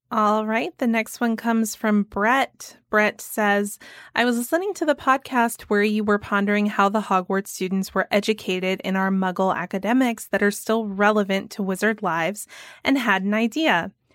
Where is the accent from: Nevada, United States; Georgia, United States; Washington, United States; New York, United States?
Georgia, United States; my home state of Georgia